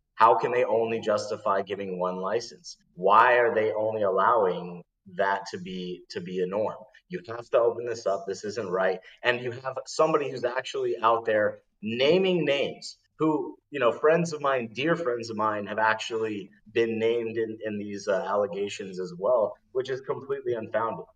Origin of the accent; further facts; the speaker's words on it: Denver, Colorado, United States; now in Rio Vista, United States; Denver, Colorado, my home state and hometown